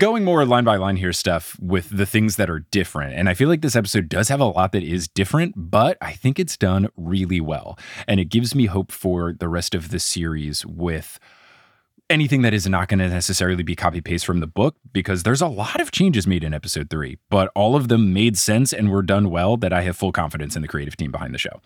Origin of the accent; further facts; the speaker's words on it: Trenton, New Jersey, United States; also born or lived in Seattle; now in New York, United States; the Trenton Times, my beloved newspaper from my hometown